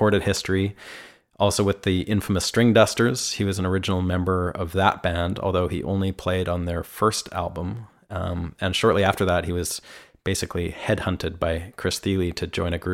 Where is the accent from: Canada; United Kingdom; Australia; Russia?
Canada; moved away as an adult; now in Nashville, United States